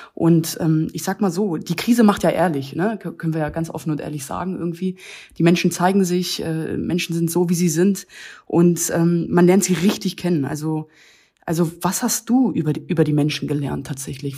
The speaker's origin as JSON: {"language": "German", "town": "Hanover", "region": "Lower Saxony", "country": "Germany", "tie": "born or raised there", "moved": "yes", "lives_now": "Berlin, Germany", "said": "aus meiner alten Heimatstadt hier, Hannover"}